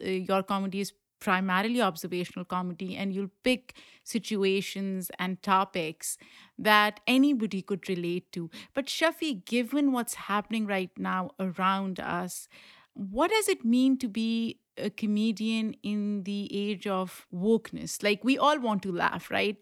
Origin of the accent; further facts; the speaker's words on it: Pakistan; now in New York City, United States; I grew up in Pakistan